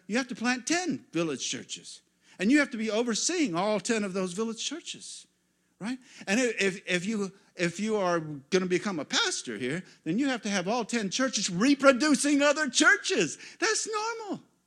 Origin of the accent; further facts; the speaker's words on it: United States; as an American pastor.